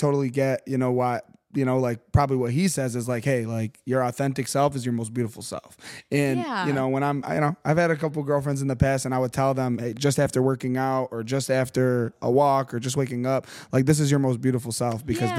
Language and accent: English; Auburn Hills, Michigan, United States; I grew up in the Auburn Hills area for work and all that.